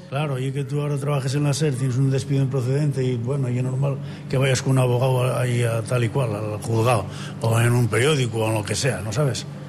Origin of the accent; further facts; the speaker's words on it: Asturias, Spain; creo yo que como asturiano y como profesor de educación física esto no debe morir así